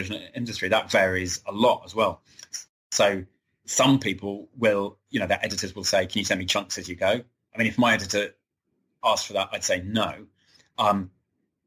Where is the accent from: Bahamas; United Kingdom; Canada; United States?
United Kingdom; England; I'm an English man.